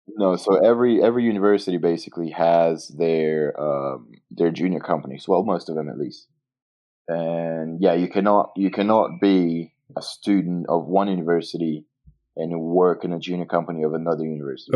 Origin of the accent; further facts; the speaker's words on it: Montes Claros, Minas Gerais, Brazil; English is a second language; I am from Montes Claros, and that's where I am right now.